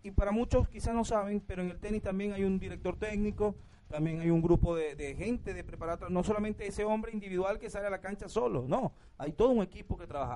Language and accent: Spanish; Venezuela; como venezolano